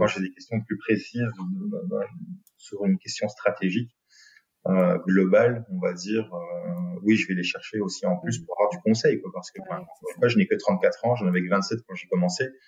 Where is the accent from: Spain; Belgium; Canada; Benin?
Belgium; Binche, Wallonia; on est de Binche, donc de la région du centre